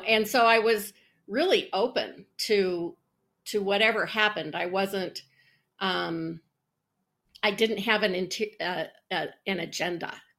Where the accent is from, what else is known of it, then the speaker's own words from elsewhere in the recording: Colorado, United States; I was born and raised in Colorado.